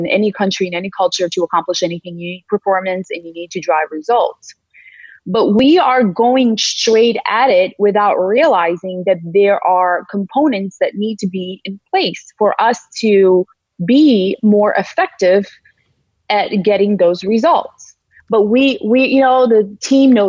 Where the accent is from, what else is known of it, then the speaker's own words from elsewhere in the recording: Georgia; moved away; also born or lived in St. Louis; It's Valley, Georgia, not the Peach State, but the country of Georgia in Eastern Europe